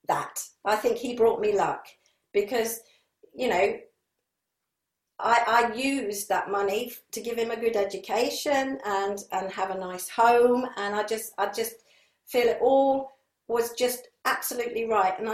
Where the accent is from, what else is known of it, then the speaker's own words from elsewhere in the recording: Sussex, South East England, United Kingdom; moved away as an adult; now in Leeds, United Kingdom; I was brought up in Sussex, so Harrogate for me is just like Sussex was when I moved to Sussex in 68.